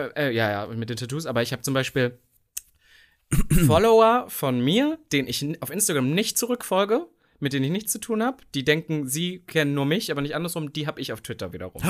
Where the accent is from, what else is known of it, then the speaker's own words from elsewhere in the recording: East Germany, Germany; als ich damals groß geworden bin im Osten